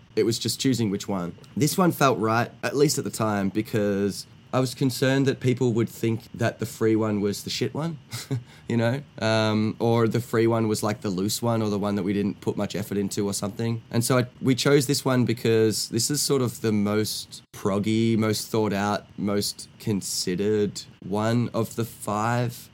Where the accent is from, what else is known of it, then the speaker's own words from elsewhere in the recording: Australia; I'm from Australia.